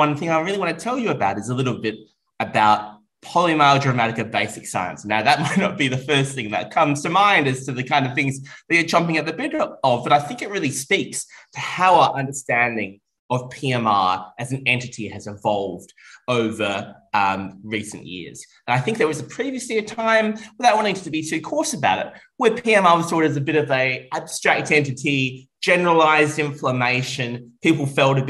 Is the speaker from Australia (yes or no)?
yes; Melbourne, Victoria, Australia; from Melbourne, Australia, and I am here in Copenhagen